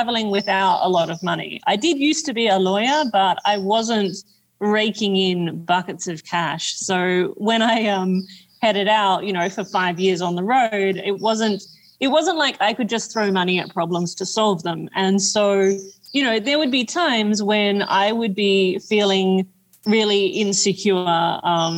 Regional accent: Australia; moved away; I come from Australia. So I grew up in a place where there were deadly snakes everywhere

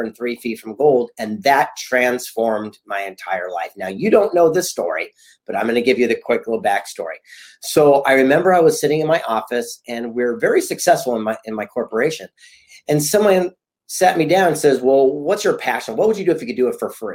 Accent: San Diego, California, United States; I grew up a yuppie kid here on the beach in Southern California in San Diego

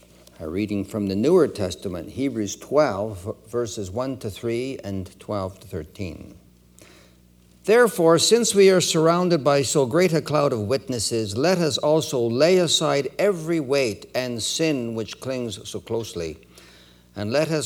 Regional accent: Edmonton, Alberta, Canada; born there; also born or lived in Winnipeg / Toronto; My family left Winnipeg in 1950. Many of you are aware that I was born in Edmonton. We moved to Winnipeg in 1949.

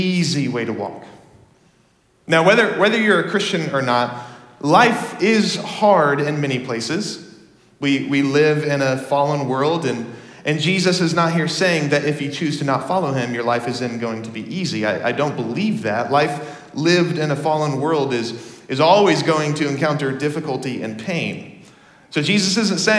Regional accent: Dallas, Texas, United States; moved away; I grew up in Texas

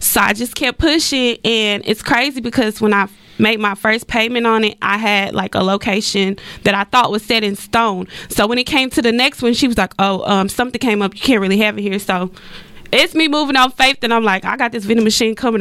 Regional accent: Dallas, Texas, United States; also born or lived in Texarkana; I was born in Texarkana, but I was actually raised in Dallas

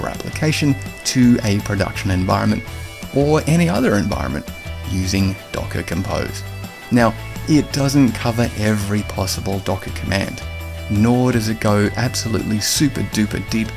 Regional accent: Australia; also born or lived in London; We're both Australian

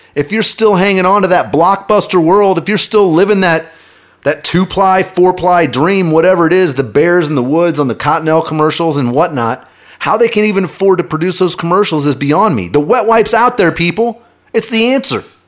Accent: Kansas City, United States; I grew up in Kansas City.

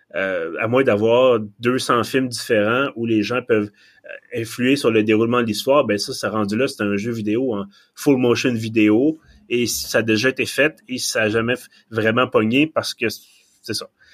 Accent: Quebec, Canada; accent: Québécois; mon excellent accent québécois

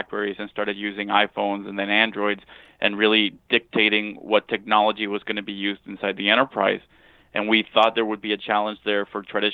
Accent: Monterrey, Nuevo León, Mexico; moved away as an adult; now in United States; I grew up in Monterrey, Mexico

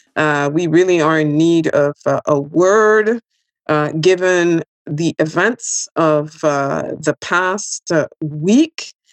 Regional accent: Quebec, Canada; I'm from Quebec

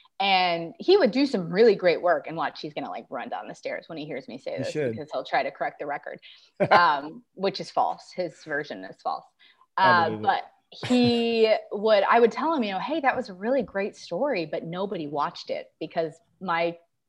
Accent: Tampa, Florida, United States; I grew up in Tampa

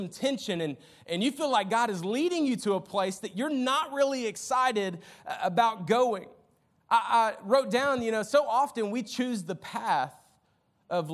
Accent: Jacksonville, Florida, United States; We had in-school suspension in Jacksonville

